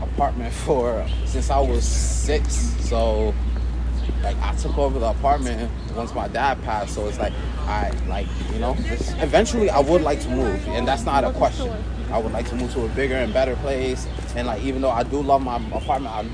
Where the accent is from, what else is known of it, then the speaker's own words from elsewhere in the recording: New York City, New York, United States; also born or lived in Senegal; this place where I grew up also made me who I am today.